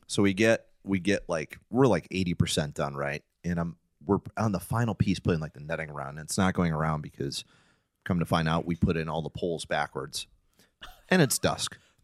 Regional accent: Detroit, Michigan, United States; growing up in Detroit

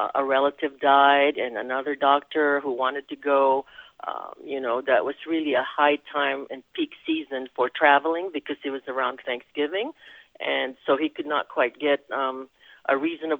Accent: Quezon City, Metro Manila, Philippines; first language Tagalog; English is a second language; moved away as an adult; also born or lived in Spain; now in United States; I was born in Quezon City, Philippines

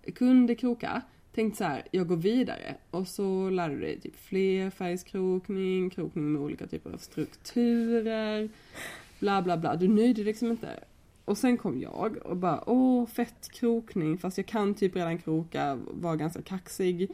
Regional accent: Lund, Skåne, Sweden; now in Gothenburg, Sweden; från Lund kommer jag ifrån

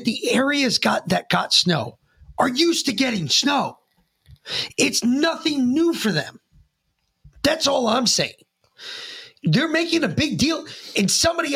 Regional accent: Northeast, United States; moved away; I grew up in the Northeast, so I knew about winters

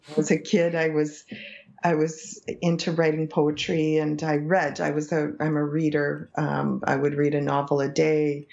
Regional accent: Canada; first language English; an English Canadian from a small town of 5,000 people

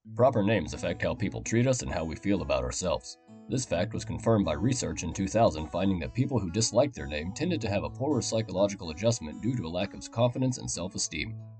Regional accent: Oklahoma, United States; my home state today in Oklahoma

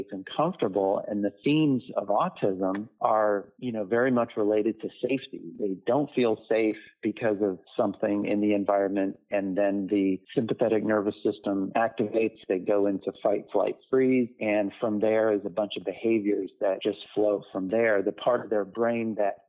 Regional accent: Lakeland, Florida, United States; in my hometown was a children's home here in Lakeland, Florida

